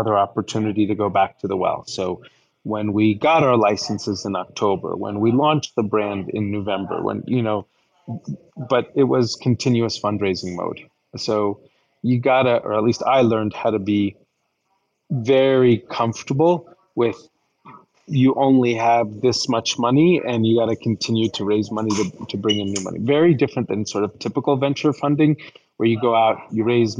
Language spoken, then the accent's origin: English; New York, United States; also born or lived in Colorado; I'm a New Yorker.